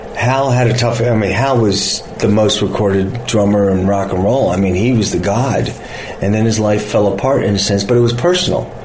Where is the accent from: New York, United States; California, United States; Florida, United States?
California, United States; Los Angeles; This is my hometown